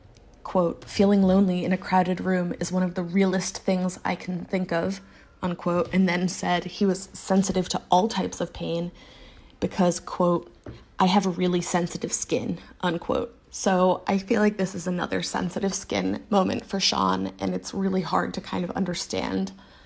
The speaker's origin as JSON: {"language": "English", "town": "Philadelphia", "region": "Pennsylvania", "country": "United States", "said": "I'm from Philly."}